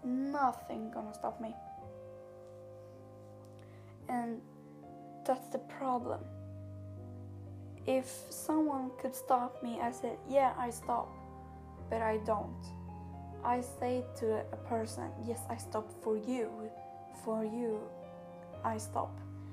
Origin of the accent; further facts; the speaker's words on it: Sweden; English is a second language; I am from Sweden, I talk Swedish